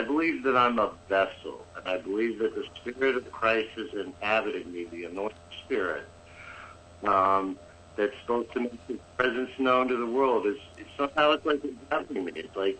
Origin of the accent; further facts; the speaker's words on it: Kanazawa, Ishikawa, Japan; born there; I was born in Kanazawa, Japan.